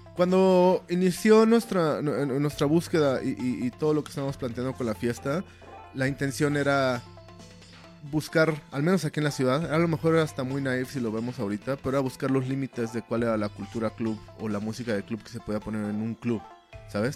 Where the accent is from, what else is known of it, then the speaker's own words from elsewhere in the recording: State of Mexico, Mexico; now in Mexico City, Mexico; Yo crecí en el Estado de México